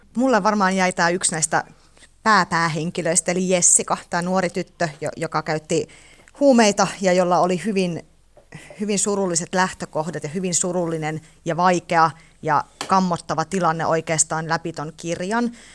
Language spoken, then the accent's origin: Finnish; Teisko, Pirkanmaa, Finland; also born or lived in Kuru; Mä oon syntynyt Kurussa ja asunut lapsuuteni Teiskossa